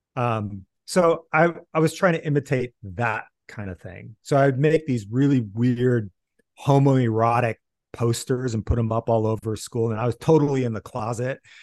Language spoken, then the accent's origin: English; Iowa City, Iowa, United States; moved away; I grew up in Iowa City